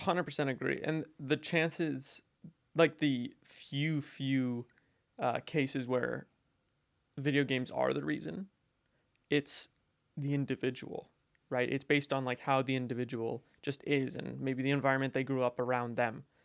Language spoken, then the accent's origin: English; Alberta, Canada; moved away; when I was home in, uh, Alberta